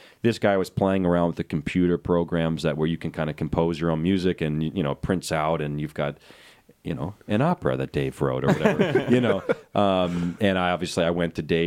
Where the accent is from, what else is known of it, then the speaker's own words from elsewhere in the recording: Sparta, New Jersey, United States; we hail from Sparta, New Jersey, the suburbs of New York City